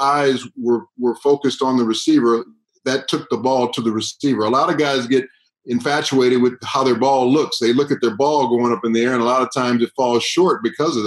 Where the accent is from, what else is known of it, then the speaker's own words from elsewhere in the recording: Southern California, United States; moved away as an adult; also born or lived in Canada; I'm a guy from Southern California, and all of a sudden now I'm up in Canada